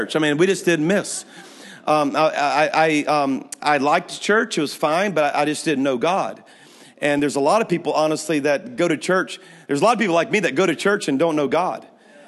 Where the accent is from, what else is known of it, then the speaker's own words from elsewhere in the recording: Louisiana, United States; moved away as an adult; now in Alabama, United States; I'm from Louisiana